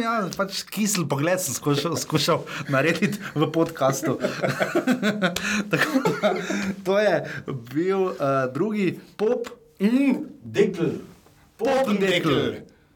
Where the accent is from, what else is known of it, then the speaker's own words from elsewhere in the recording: Styria, Slovenia; accent: Styrian; imam štajerski naglas